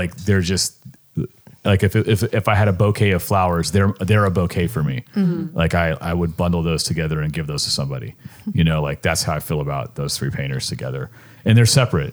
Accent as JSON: {"language": "English", "region": "California", "country": "United States", "moved": "as an adult", "lives_now": "Richmond, United States"}